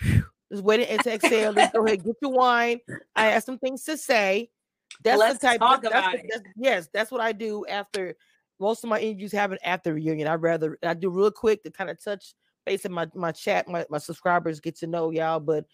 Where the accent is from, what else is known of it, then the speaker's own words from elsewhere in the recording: the South, United States; I am from the South